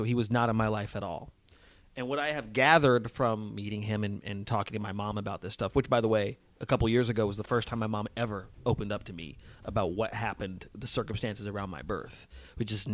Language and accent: English; Las Vegas, Nevada, United States; moved away as an adult; also born or lived in New Mexico / Boston / New York; growing up in Vegas, and it was probably about sixth, seventh grade